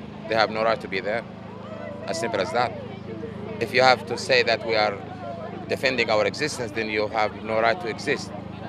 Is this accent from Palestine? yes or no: yes; Gaza, Gaza Strip, Palestine; now in Australia; I'm from Gaza.